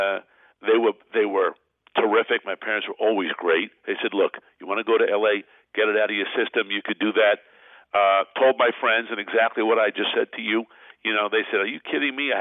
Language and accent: English; New York City, New York, United States; I was born in Brooklyn, New York